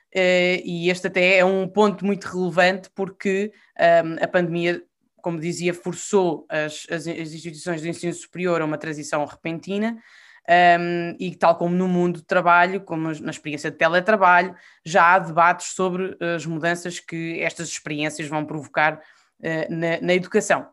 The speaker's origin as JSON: {"language": "Portuguese", "country": "Portugal", "said": "eu sou portuguesa e sou europeia e não sei ser uma sem a outra."}